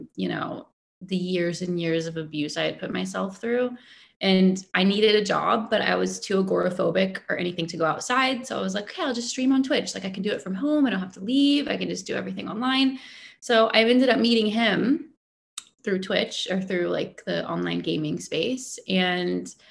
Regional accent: Dallas, Texas, United States; moved away as an adult; now in Toronto, Canada; I grew up in Texas. In Texas. Dallas, Texas.

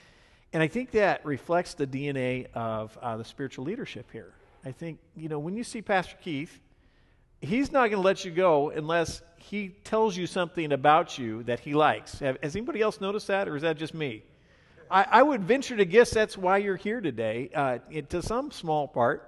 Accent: Ireland; I'm Irish, so it's not so weird to me

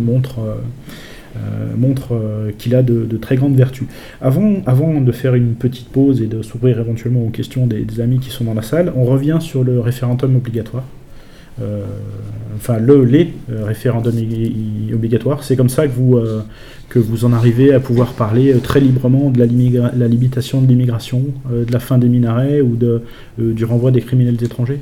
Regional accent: France; nous en France

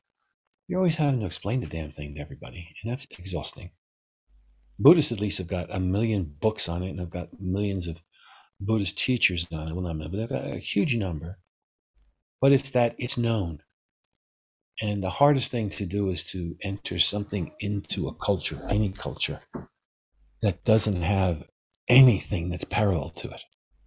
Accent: New York City, New York, United States; moved away; I'm from New York City. And New York City can be pretty rough.

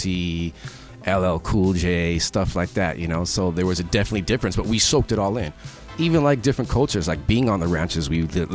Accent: Tucson, Arizona, United States; also born or lived in Portland, Maine; I was born in Tucson, Arizona, and then we moved to Portland, Maine when I was four for like a year or two

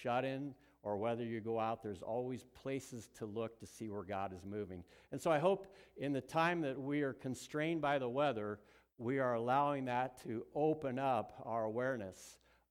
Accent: Southern California, United States; moved away; I was born in Southern California

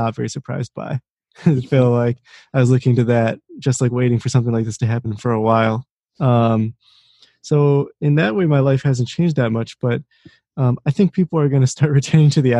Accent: suburb of Washington, D.C., Maryland, United States; moved away as an adult; also born or lived in Boulder, Colorado; now in Rochester, United States; I'm from Maryland, a suburb of Washington, D.C.

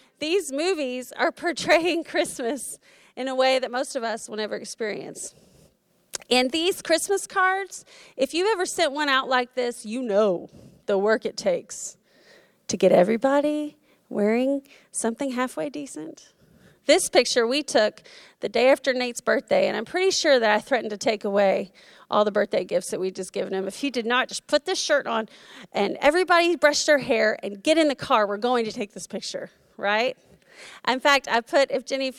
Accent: Florida, United States; moved away; we went to my hometown in Florida

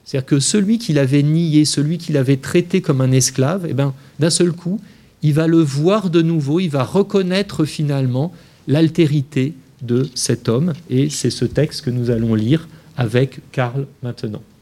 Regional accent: France; je suis français, je me fâche de le dire.

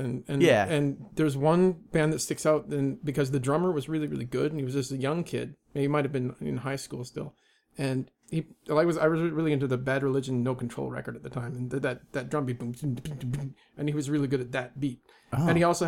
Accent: Vancouver, British Columbia, Canada; born there; I was born a 5-minute walk from this house we're in right now. This is the Vancouver General Hospital.

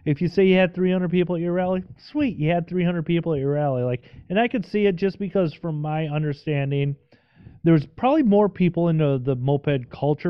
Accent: Midwest, United States; also born or lived in Minnesota; I'm from the Midwest, I live in Minnesota

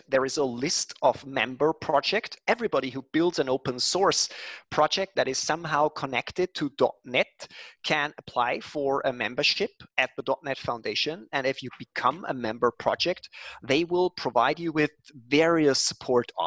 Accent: Linz, Upper Austria, Austria; born or raised there

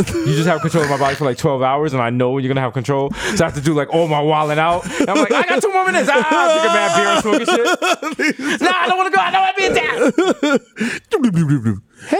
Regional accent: New York City, New York, United States; you out in the South Bronx. I was born in Lincoln Hospital.

